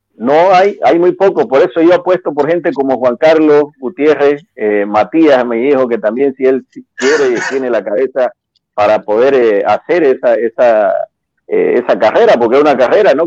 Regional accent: Bolivia; also born or lived in Mexico

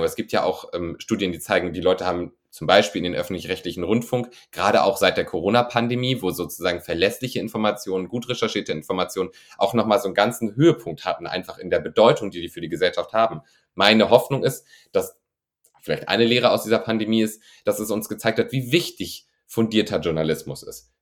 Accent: rural northern Germany, Germany; now in Cologne, Germany; Ich wohne in, ich wohne in Köln, ich bin natürlich auch für Drehs auf den großen Städten unterwegs. Das ist ein anderes Leben als da, wo ich herkomme vom norddeutschen Land

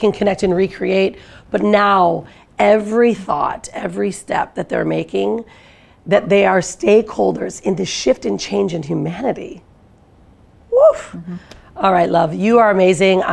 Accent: Detroit, Michigan, United States; I'm from Detroit, Michigan

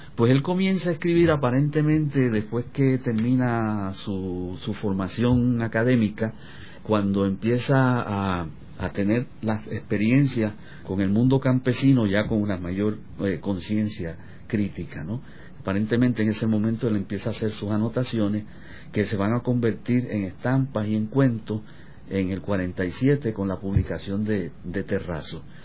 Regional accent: Corozal, Puerto Rico; él fue a la escuela superior de mi pueblo, de Corozal, cuando yo era estudiante de escuela superior

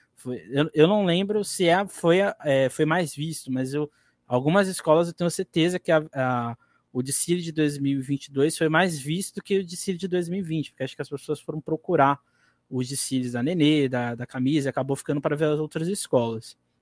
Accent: Guarujá, São Paulo, Brazil; eu sou aqui do Guarujá, eu, eu, eu vivo aqui

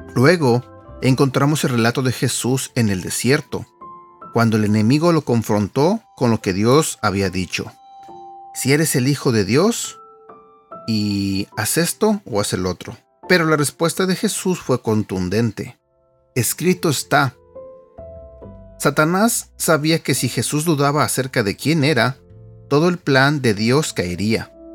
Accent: Mexico; now in United States; En México, de donde yo soy

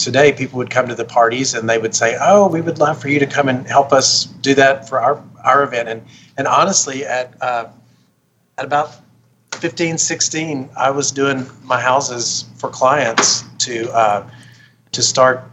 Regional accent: Arkansas, United States; now in Las Vegas, United States; I grew up in Arkansas

